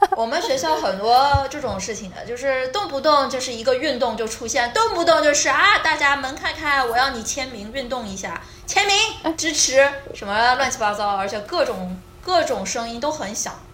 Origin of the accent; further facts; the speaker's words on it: China; moved away as an adult; 我是中国人